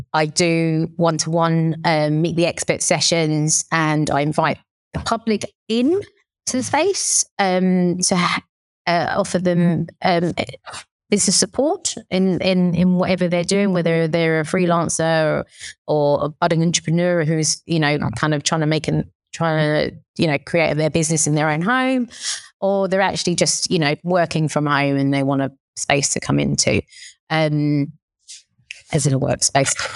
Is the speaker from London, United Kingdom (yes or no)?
yes; London, United Kingdom; accent: Cockney; I'm born here in, in the U K and, but I, you know, my, my, my blood is Thai through and through, but, um, I'm like the Thai Cockney